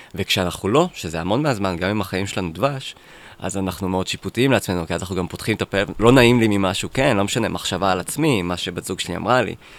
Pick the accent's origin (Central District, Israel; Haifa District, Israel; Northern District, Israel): Central District, Israel; Netanya; גדלתי בנתניה